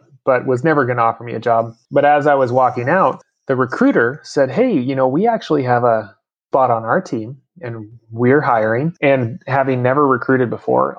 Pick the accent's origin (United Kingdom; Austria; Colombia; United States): United States; Oregon; I grew up in Oregon